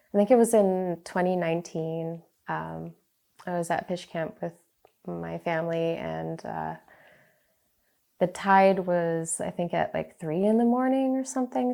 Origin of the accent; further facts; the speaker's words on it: Galena, Alaska, United States; I grew up on the Yukon River in Galena, um, my parents moved there when I was like three